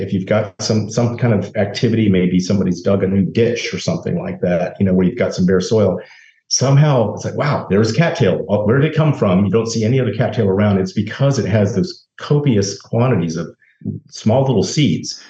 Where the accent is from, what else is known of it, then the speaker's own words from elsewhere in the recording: Tallahassee, Florida, United States; moved away as an adult; also born or lived in Virginia; now in South Florida, United States; I grew up in Tallahassee, sort of on the outskirts of town